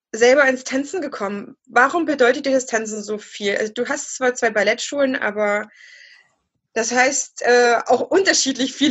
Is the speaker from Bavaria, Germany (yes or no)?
no; Leipzig, Saxony, Germany; Übrigens, ich bin auch Leipzigerin, deswegen hat mich so angesprungen, ja.